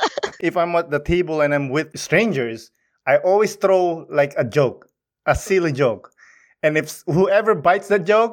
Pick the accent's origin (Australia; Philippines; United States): Philippines; accent: thick Filipino accent; now in Canada; I am Filipino. I act Filipino. And like you said, an accent, that's my tribute to my country, to my ethnicity, to my people